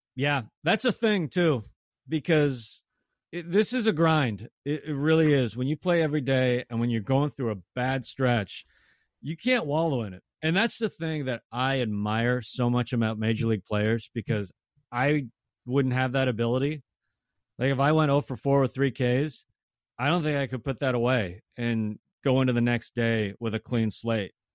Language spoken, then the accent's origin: English; Tacoma, Washington, United States; I grew up in Tacoma, so I went to a ton of Rainiers games as a kid too